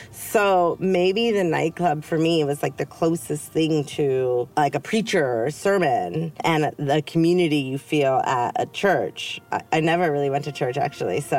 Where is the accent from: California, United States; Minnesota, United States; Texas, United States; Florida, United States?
California, United States; But yeah, I think also in growing up in the Bay Area, and you were pretty close to the Bay Area, it's a different lifestyle